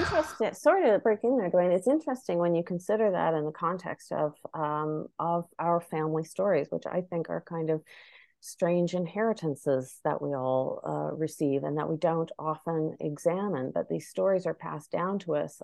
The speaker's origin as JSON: {"language": "English", "town": "Charlottetown", "region": "Prince Edward Island", "country": "Canada", "tie": "born or raised there", "moved": "as an adult", "said": "I grew up in Charlottetown, uh, P E I, but even though I was born in the Charlottetown Hospital and raised there for the first twenty years of my life"}